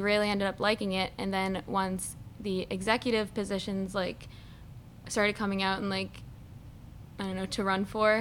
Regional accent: Quincy, Massachusetts, United States; I'm from Quincy, Massachusetts.

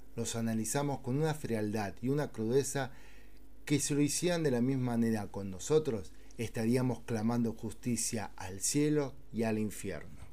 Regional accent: Argentina; aquí, en mi tierra, Argentina

